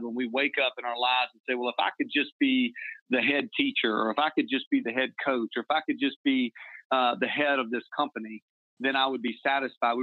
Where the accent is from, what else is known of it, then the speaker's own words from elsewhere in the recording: the South, United States; moved away as an adult; also born or lived in South Carolina / Massachusetts / Kansas City; growing up in the South